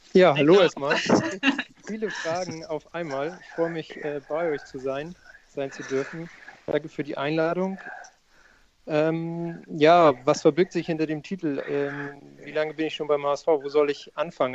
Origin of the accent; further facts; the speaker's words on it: Hamburg, Germany; Ich bin in Hamburg geboren